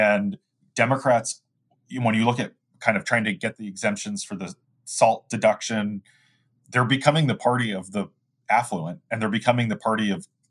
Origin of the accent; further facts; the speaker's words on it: Apple Valley, Minnesota, United States; And I just think about the town I grew up in Minnesota, Apple Valley